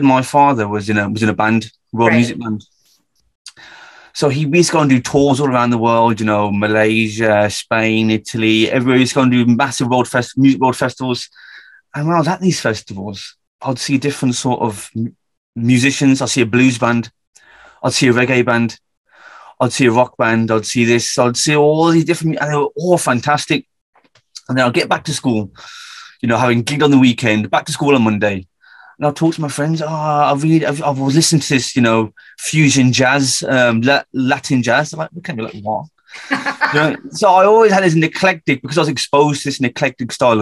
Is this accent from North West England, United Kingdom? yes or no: no; Birmingham, West Midlands, United Kingdom; as you can tell from my accent, I'm from the UK, a very specific part of the UK called Birmingham